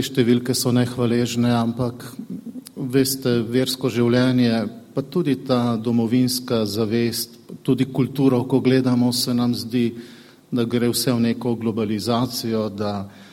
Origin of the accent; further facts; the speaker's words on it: Slovenia; Mi pri nas doma v Sloveniji